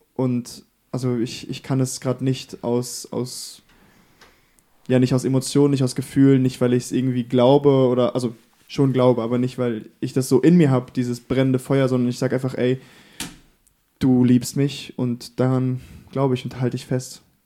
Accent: Bavaria, Germany; also born or lived in the podcast's local church town (unnamed); Ich bin tatsächlich hier in der Kirche geboren und aufgewachsen, bis ich sieben war. Ähm, und dann sind wir nach Bayern gezogen, äh, wegen der Arbeit von meinem Vater damals

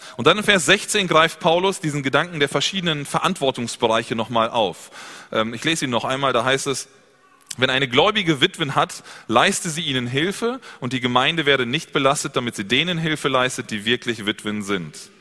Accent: Germany; Bei uns in Deutschland

